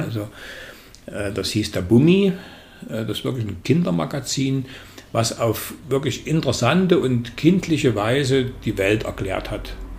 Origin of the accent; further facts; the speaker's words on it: Dresden, Saxony, Germany; ich bin in Dresden geboren